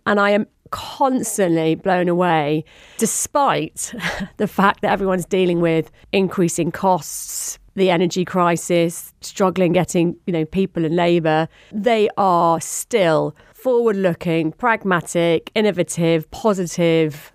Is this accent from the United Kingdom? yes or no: yes; Surrey, South East England, United Kingdom; accent: home counties; also born or lived in Wirral / Port Sunlight; I spent most of my time growing up in Surrey, hence the home county's accent